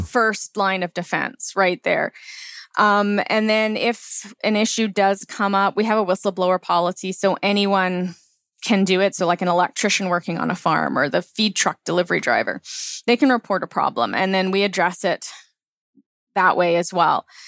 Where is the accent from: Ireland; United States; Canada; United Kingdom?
Canada; Langley, British Columbia; I grew up in Langley